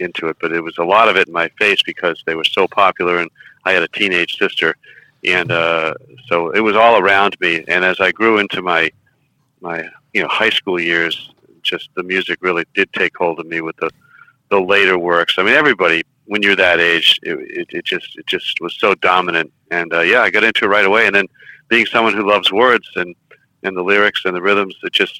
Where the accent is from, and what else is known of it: Groton, Massachusetts, United States; born or raised there